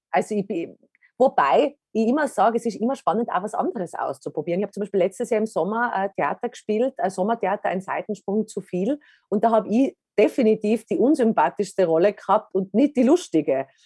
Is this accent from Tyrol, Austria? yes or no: yes; Tyrol, Austria; In Tirol, als Tirolerin auch